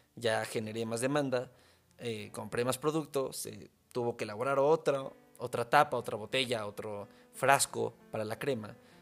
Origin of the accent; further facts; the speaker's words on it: Mexico; soy mexicano